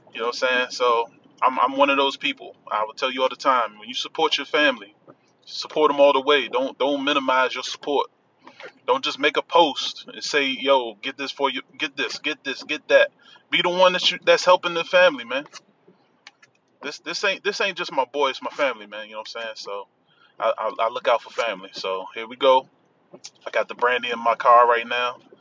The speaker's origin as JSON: {"language": "English", "town": "Washington", "region": "District of Columbia", "country": "United States", "accent": "DC", "said": "my DC accent"}